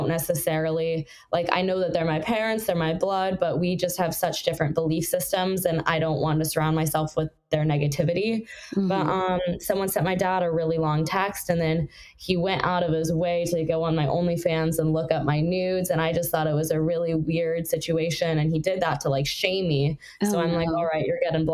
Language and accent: English; Los Angeles, California, United States; I grew up in the South Bay, and in the South Bay, it's a little more conservative